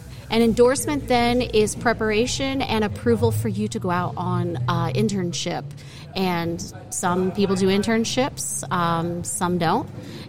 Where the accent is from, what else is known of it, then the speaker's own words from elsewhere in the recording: Hazleton, Pennsylvania, United States; moved away as an adult; now in Bloomsburg, United States; I grew up in the Hazleton area, which is coal country, which is east of Bloomsburg.